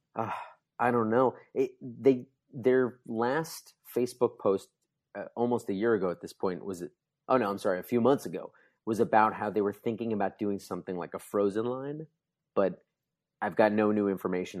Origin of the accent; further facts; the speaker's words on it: New Jersey, United States; I grew up in New Jersey